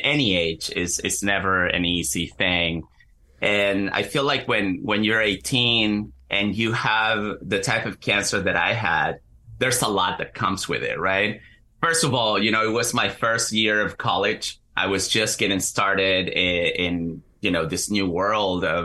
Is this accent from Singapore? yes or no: no; Chile; moved away as an adult; also born or lived in Central New Jersey, United States; now in New Jersey, United States; I'm originally from Chile. I moved to the U.S. in 2016 and currently live in Central New Jersey